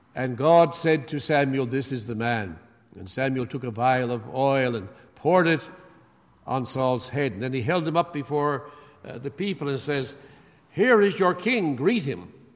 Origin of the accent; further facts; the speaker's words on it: Canada; I'm from Canada